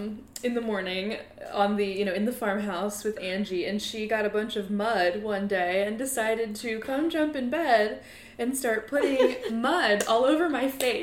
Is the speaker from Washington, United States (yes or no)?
no; Maryland, United States; moved away; also born or lived in Indiana; I'm pretty sure I was driving from Indiana home to Maryland to visit my family.